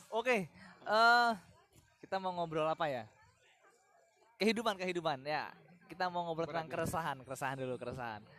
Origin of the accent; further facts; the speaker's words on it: Larantuka, East Nusa Tenggara, Indonesia; di Jogja saya orang